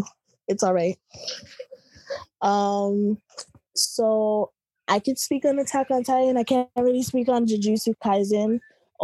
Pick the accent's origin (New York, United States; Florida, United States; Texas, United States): New York, United States; I'm from Brooklyn, New York